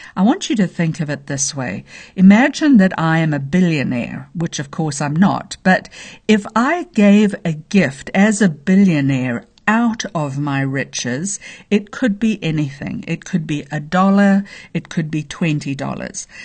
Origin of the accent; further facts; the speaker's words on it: Zambia; now in United States; I was born in the middle of nowhere. in a very small village in Zambia, Africa